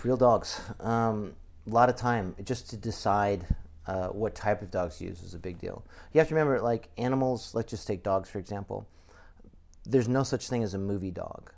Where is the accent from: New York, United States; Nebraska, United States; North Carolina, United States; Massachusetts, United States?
Massachusetts, United States; I grew up in Massachusetts